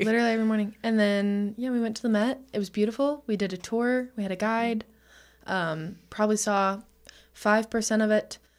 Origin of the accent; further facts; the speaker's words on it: Texas, United States; I am from Texas